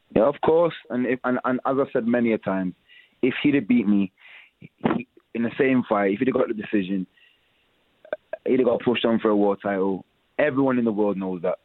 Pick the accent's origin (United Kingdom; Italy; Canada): United Kingdom; We're all from Britain